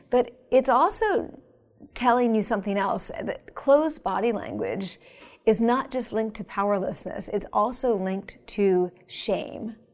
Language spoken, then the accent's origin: English; Pennsylvania, United States; moved away; It's nice to be in my home state